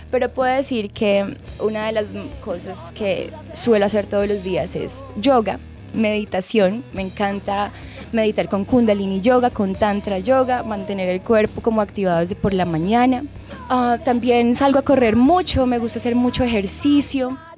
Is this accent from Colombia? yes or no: yes; Bogotá, Colombia; born there; Yo nací en Bogotá.